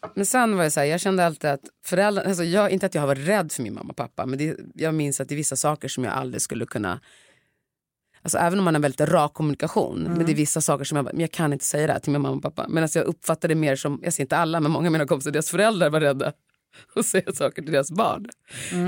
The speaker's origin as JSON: {"language": "Swedish", "country": "Sweden", "tie": "born or raised there", "said": "jag är ändå uppvuxen i Sverige"}